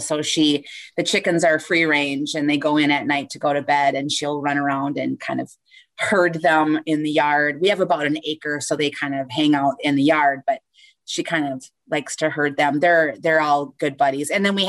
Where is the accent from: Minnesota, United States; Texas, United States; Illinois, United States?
Minnesota, United States; Southern; I'm from Southern Minnesota in a small town, not too small.